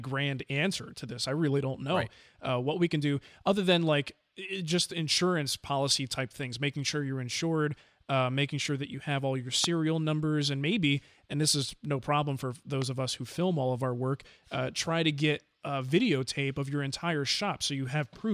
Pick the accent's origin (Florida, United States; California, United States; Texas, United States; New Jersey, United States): New Jersey, United States; I grew up in New Jersey and had my house broken into like 3 times